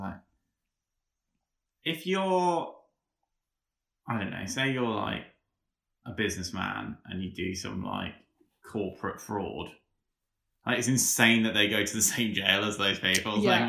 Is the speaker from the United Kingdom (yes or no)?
yes; England, United Kingdom; as an English person